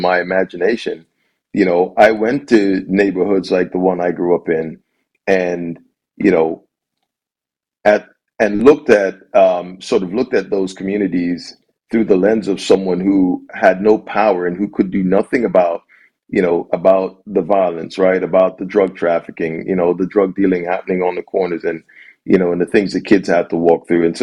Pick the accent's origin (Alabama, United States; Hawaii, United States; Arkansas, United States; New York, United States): New York, United States; New York City; moved away as an adult; also born or lived in Jamaica / Baltimore, Maryland; now in Detroit, United States; I grew up in Brooklyn. I love the city.